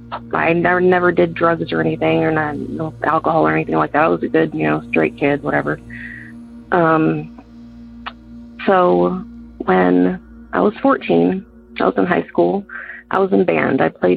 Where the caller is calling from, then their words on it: Georgia, United States; I'm calling from Georgia.